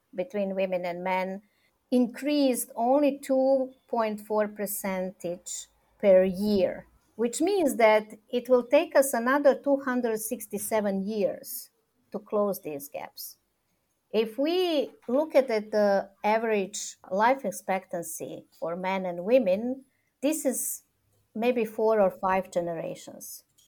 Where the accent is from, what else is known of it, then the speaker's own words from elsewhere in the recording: Serbia; also born or lived in Belgrade; I'm coming from Serbia, that I'm based in Belgrade